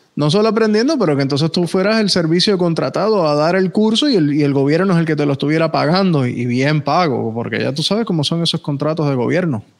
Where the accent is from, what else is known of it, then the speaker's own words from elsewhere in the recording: Puerto Rico; also born or lived in North Miami, Florida, United States; now in Miami, United States; técnicamente nací aquí en, North Miami, pero me crié en Puerto Rico